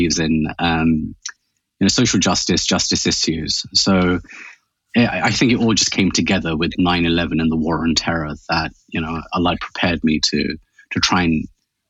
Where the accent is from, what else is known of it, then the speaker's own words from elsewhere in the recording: United Kingdom; I'm a British-born by Pakistani origin. Both my parents are from Pakistan.